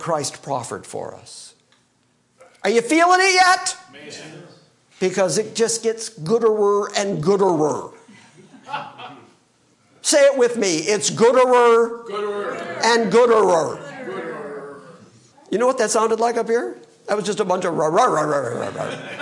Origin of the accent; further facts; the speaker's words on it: Michigan, United States; I'm from Michigan